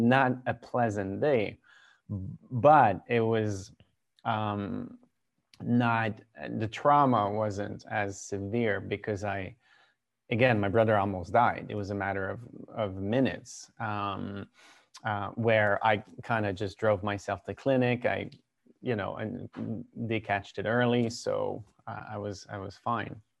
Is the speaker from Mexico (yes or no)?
no; Quebec, Canada; also born or lived in Vancouver, British Columbia / Rhode Island, United States; I grew up in a pretty small town about an hour east of Quebec City